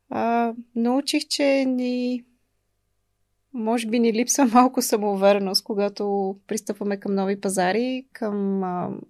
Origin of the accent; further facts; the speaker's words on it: Bulgaria; И научих, че има нещо много топло в, а, в това да сме българи.